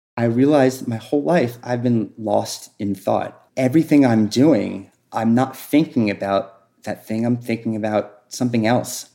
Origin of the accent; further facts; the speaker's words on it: New York, United States; also born or lived in New Jersey; I moved before fourth grade, I moved from New Jersey to New York